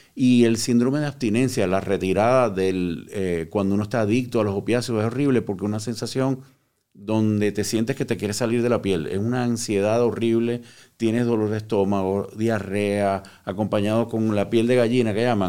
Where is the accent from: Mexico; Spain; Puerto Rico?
Puerto Rico; moved away; also born or lived in Cuba; Yo eh, nací en Cuba, me crié en Puerto Rico